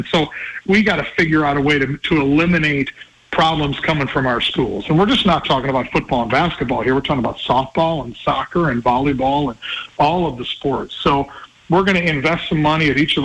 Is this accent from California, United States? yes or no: no; La Crosse, Wisconsin, United States; now in Utah, United States; my hometown of La Crosse, Wisconsin